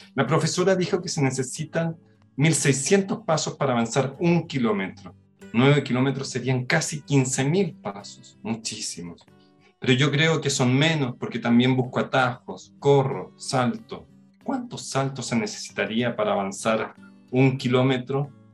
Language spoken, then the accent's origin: Spanish; Concepción, Biobío, Chile; yo vivía en el sur de, Chile, en, nací en Concepción